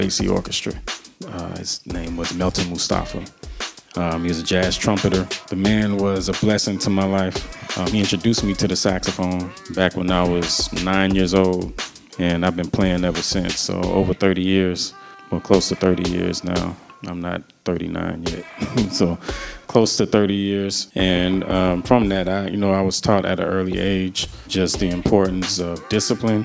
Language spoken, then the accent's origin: English; Miami, Florida, United States; I'm born and raised in Miami, Florida